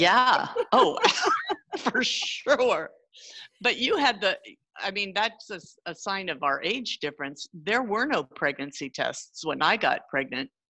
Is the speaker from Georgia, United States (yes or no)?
no; San Jose, California, United States; also born or lived in Sunnyvale, California; I grew up in Sunnyvale for a while and then San Jose, the Almaden area. So I'm definitely a California kid